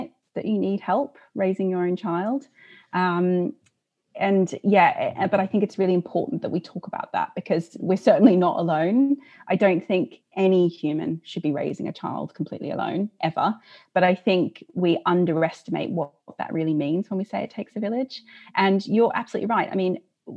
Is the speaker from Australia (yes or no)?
yes; Australia; moved away as an adult; now in United Kingdom; I'm originally, you can probably hear from my accent, not from here. I'm Australian, although I've lived here for a very long time.